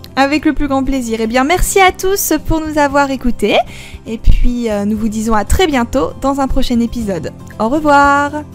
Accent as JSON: {"language": "French", "town": "Lille", "region": "Hauts-de-France", "country": "France", "moved": "yes", "lives_now": "Japan", "said": "je viens de Lille"}